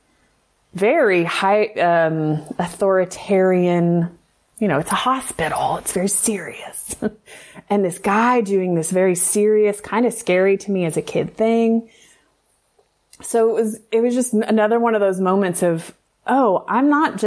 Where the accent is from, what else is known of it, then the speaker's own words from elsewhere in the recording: the South, United States; I grew up in the South. Like, to be a young girl in the South